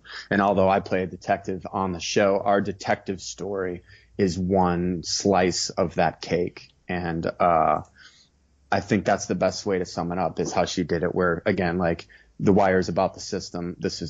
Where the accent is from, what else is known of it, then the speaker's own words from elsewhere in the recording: Chicago, Illinois, United States; I'm from born and raised in Chicago